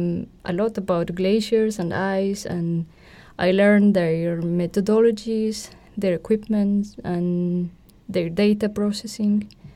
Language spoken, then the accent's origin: English; Chile; born or raised there